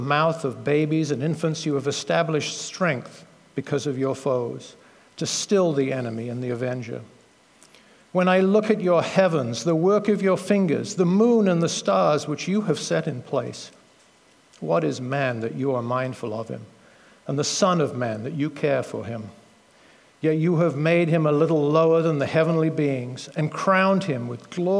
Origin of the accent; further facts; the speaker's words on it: United Kingdom; now in United States; being a Brit originally, although now an American citizen